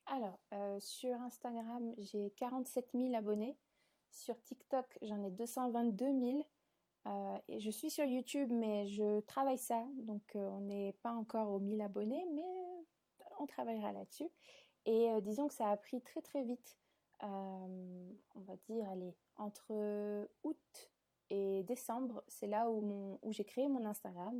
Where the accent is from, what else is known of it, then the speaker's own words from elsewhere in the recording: south of France, France; moved away as an adult; also born or lived in Paris; je suis pas originaire de Paris, je suis originaire du sud de la France